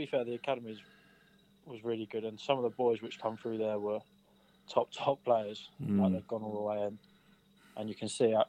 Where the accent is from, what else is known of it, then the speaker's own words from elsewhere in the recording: Canterbury, South East England, United Kingdom; I'm from Canterbury.